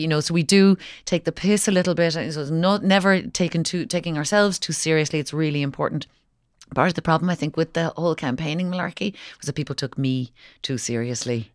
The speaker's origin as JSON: {"language": "English", "town": "Kinsale", "region": "Munster", "country": "Ireland", "said": "I was from I'm from Kinsale"}